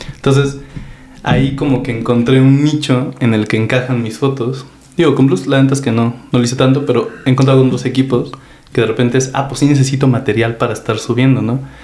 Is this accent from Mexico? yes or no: yes; Apizaco, Tlaxcala, Mexico; tengo 34 años, de aquí a Pizaco, Tlaxcala